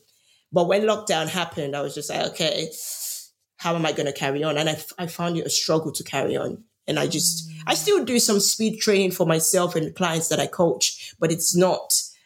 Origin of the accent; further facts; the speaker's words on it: Nigeria; moved away; I grew up in Nigeria